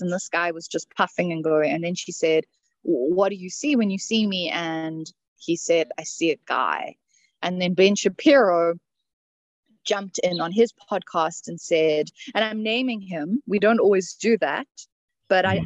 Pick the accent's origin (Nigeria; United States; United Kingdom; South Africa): South Africa; moved away; I come from South Africa, old country